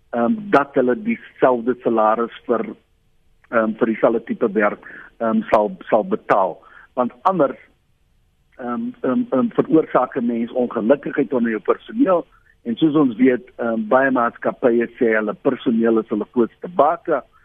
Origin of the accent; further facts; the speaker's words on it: South Africa; as Suid-Afrikaner